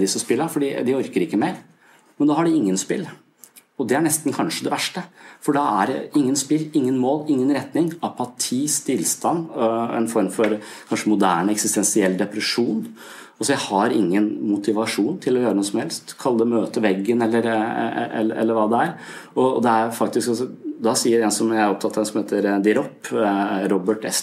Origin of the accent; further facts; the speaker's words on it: Eastern Norway, Norway; now in Southern Norway, Norway; jeg er fra Østlandet